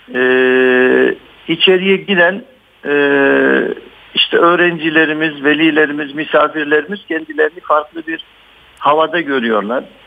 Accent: Batman, Batman Province, Turkey; moved away as an adult; also born or lived in Istanbul; bin dokuz yüz altmış altı Batman doğumluyum. İlk orta ve liseyi Ee, Batman'da okudum.

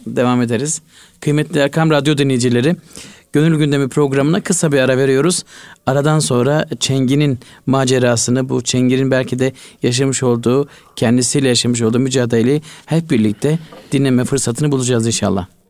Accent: Malatya, Turkey; Ben küçüklüğümde hatırlıyorum. Malatya'da e, bizim köyde

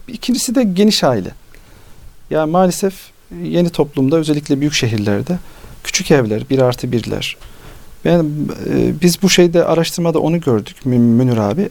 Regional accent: Nevşehir, Turkey; moved away; Biz Anadolu'da yaşadık. Nevşehirliyiz.

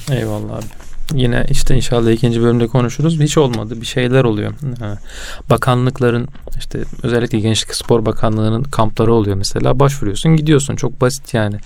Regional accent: Çanakkale, Turkey; ben Çanakkale'de e, hayatımın büyük bir bölümü geçtiği için

